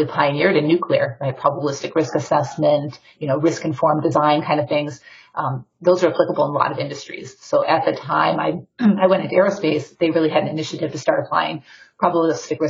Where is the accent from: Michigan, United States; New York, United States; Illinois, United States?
Michigan, United States; Detroit; I'm originally from Detroit, Michigan